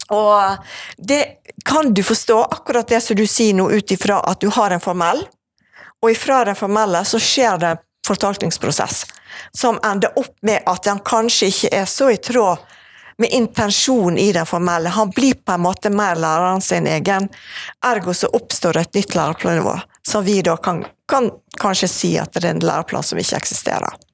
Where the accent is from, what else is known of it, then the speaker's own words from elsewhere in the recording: Evanger, Vestland, Norway; also born or lived in Bergen; now in Åsane, Bergen, Norway; jeg vokste opp på Evanger